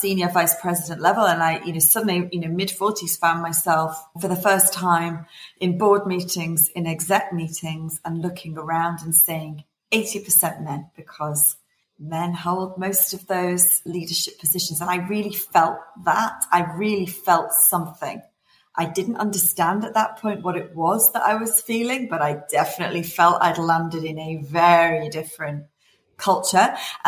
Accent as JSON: {"language": "English", "town": "Liverpool", "region": "North West England", "country": "United Kingdom", "tie": "born or raised there", "said": "I was born in Liverpool, in England. I went to a mixed comprehensive school"}